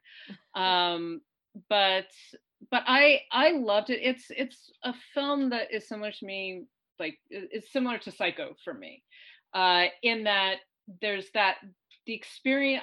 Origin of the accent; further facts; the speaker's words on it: New York, United States; I'm also a New Yorker